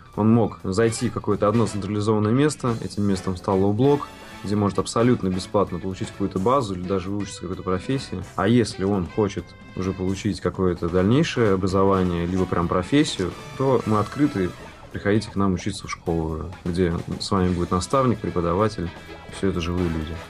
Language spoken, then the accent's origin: Russian; Saint Petersburg, Russia; родился в Ленинграде и вырос в Санкт-Петербурге